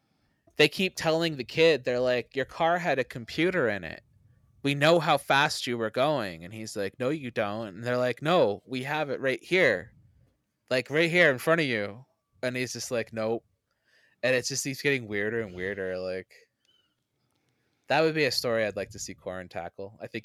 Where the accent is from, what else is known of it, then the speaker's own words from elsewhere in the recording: Canada; I'm not from Florida. I'm from Canada.